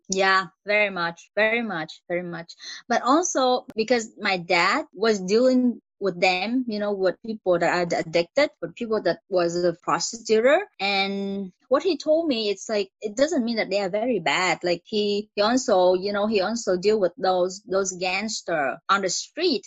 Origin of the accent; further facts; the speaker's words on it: Vietnam; English is a second language; moved away as an adult; now in Montreal, Canada; Originally, I came from Vietnam